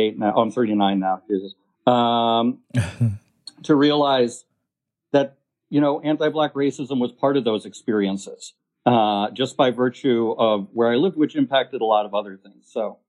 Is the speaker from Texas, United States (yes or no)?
no; Merrick, New York, United States; moved away; also born or lived in Argentina; So I'm from a town called Merrick. That's in Nassau County, Long Island, which I guess you would consider a suburb of New York, 40 minutes away. And it's a suburban town, largely white population.